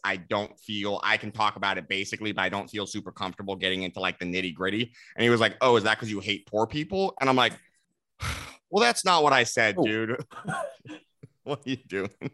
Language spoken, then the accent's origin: English; Los Angeles, California, United States; moved away as an adult; also born or lived in Texas; I'm from California originally, Los Angeles